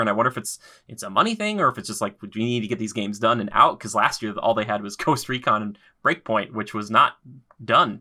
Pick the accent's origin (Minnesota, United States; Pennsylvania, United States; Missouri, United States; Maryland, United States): Minnesota, United States; I'm from Minnesota